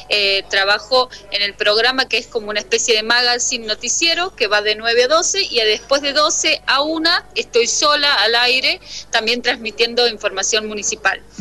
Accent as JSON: {"language": "Spanish", "town": "Cruz del Eje", "region": "Córdoba", "country": "Argentina", "moved": "as an adult", "lives_now": "San Salvador de Jujuy, Argentina", "said": "trabajo en el municipio de San Salvador de Jujuy hace 13 años ya, el mismo tiempo que vivo en esta provincia, porque soy de la provincia de Córdoba, soy de Cruz del Eje"}